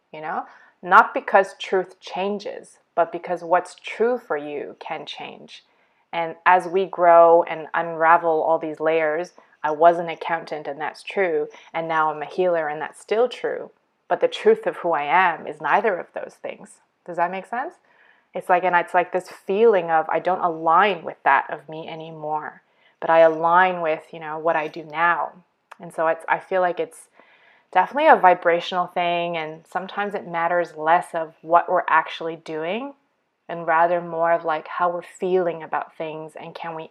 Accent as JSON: {"language": "English", "country": "Canada", "tie": "born or raised there", "also_born_or_lived": "Abu Dhabi, United Arab Emirates / Eastern Europe", "moved": "as an adult", "lives_now": "Australia", "said": "I'm born and raised in Canada to immigrant parents from China"}